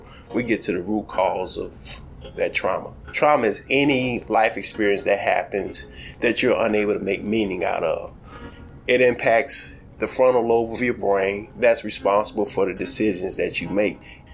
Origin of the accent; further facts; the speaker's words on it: Chicago, Illinois, United States; I'm a child of Inglewood. I grew up in Inglewood on the south side of Chicago